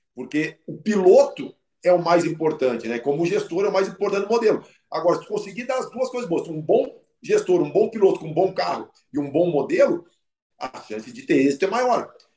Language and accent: Portuguese; Porto Alegre, Rio Grande do Sul, Brazil; eu sou de Porto Alegre